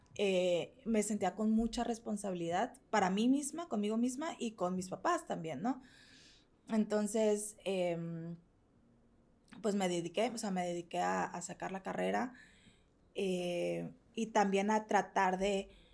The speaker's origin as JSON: {"language": "Spanish", "country": "Mexico", "said": "yo soy mexicana"}